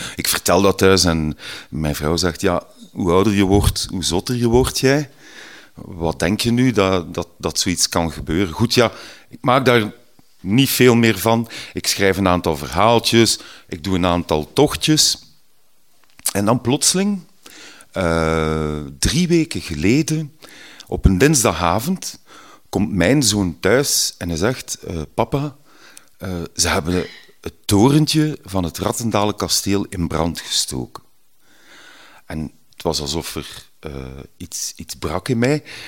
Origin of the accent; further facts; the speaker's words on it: Ghent, Flanders, Belgium; Ik ben van Gentbrugge, een mooie groene randgemeente hier vlak tegen Gent